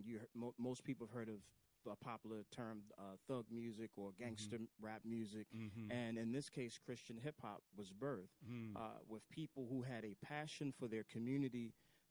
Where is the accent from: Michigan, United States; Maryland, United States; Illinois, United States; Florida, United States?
Maryland, United States; Baltimore; I am born in Baltimore, raised in East Baltimore